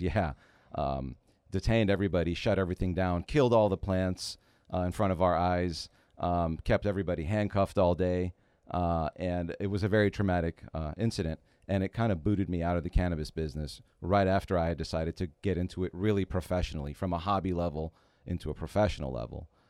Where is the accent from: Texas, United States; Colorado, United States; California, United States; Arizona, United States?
California, United States; San Francisco Bay Area; moved away as an adult; now in Los Angeles, United States; Growing up in the Bay Area